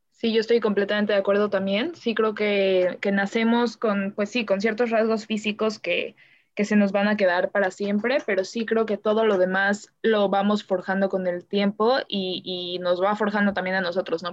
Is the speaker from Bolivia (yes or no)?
no; Mexico; soy mexicana